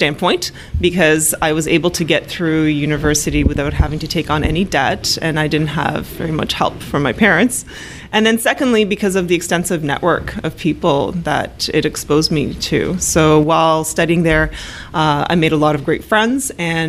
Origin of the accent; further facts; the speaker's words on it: Canada; also born or lived in Poland; now in Toronto, Canada; I was born in Poland and moved to Canada in the early 80s when Poland was still a communist country as a young child.